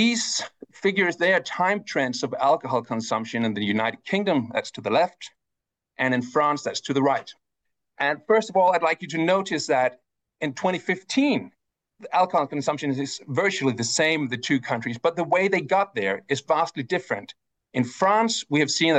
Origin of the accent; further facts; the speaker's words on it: Denmark; my home country, Denmark